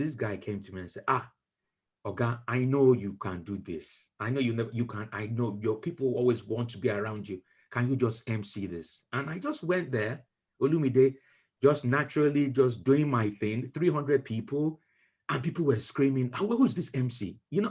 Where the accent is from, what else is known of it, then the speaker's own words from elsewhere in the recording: Nigeria; now in United Kingdom; when we were growing up in Nigeria